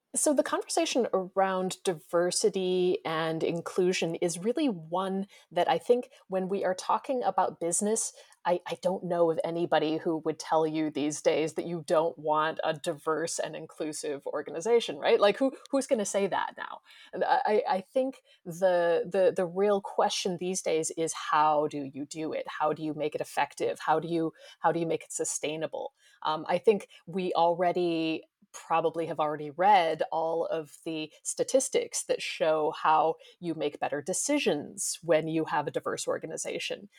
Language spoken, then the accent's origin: English; United States; moved away; I grew up in the United States